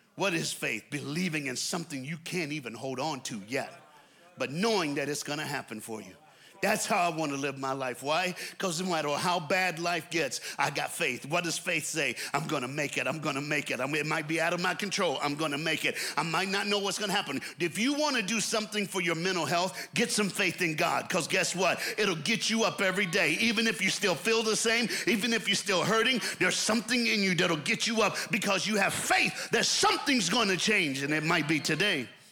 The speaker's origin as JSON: {"language": "English", "region": "the American South", "country": "United States", "said": "I'm an American from the South"}